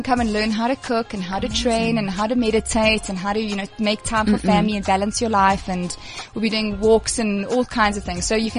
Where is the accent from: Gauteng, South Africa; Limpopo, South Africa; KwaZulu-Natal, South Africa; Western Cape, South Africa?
KwaZulu-Natal, South Africa; Durban; moved away as an adult; now in Johannesburg, South Africa; people can tell straight away I'm from Durban